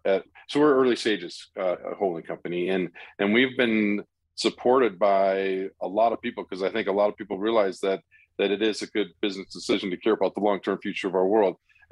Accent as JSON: {"language": "English", "country": "India", "tie": "born or raised there", "said": "I grew up in India and we lived all over the place"}